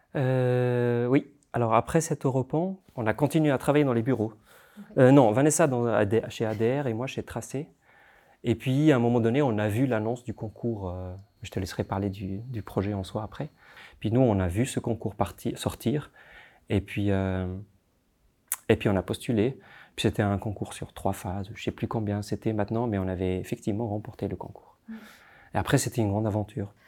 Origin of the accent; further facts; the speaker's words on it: Tunisia; now in Geneva, Switzerland; je suis né en Tunisie, j'ai grandi en Tunisie